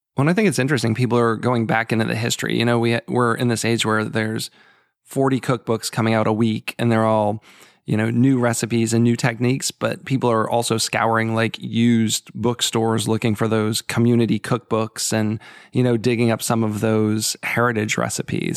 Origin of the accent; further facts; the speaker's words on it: Boston, Massachusetts, United States; now in Maryland, United States; I'm from the Boston area originally, and now I live in Maryland